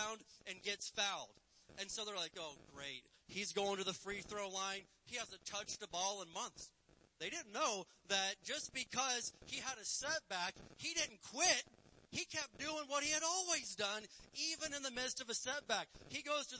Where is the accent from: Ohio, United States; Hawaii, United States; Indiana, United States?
Indiana, United States; I'm from Indiana